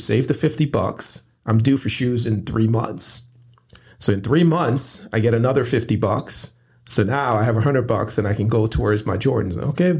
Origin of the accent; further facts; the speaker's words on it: Brooklyn, New York, United States; And our culture, the environment that we grew up in Brooklyn, New York, basically it was based on what you wore, you know, what you have.